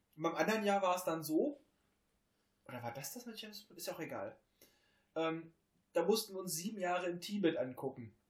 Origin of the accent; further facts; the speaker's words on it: Hameln, Lower Saxony, Germany; bei uns in Hameln